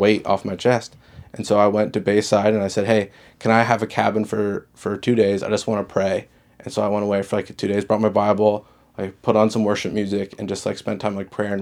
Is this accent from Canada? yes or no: yes; Dartmouth, Nova Scotia, Canada; moved away as an adult; also born or lived in Halifax; now in Moncton, Canada; I grew up in Dartmouth. I lived in Halifax my whole life in the area